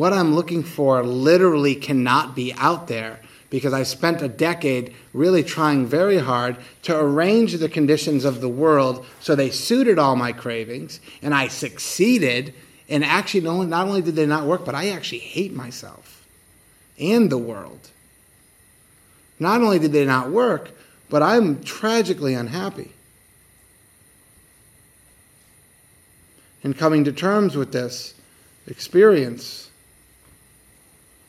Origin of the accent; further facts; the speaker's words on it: United States; I'm from America